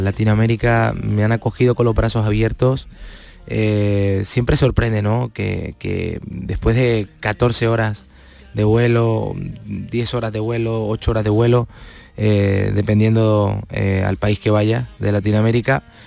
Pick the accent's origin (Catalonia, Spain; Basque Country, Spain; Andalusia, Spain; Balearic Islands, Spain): Andalusia, Spain; Palma del Río; moved away; mi pueblo